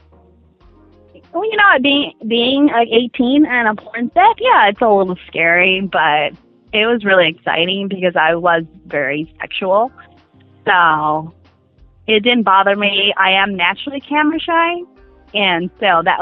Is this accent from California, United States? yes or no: yes; Compton, California, United States; I grew up in Compton, California